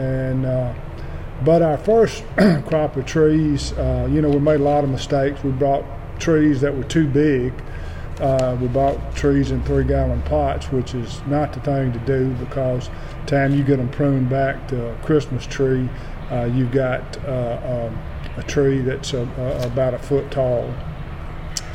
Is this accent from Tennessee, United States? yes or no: yes; Shelby County, Tennessee, United States; moved away as an adult; now in Hardeman County, United States; My wife and I grew up in Shelby County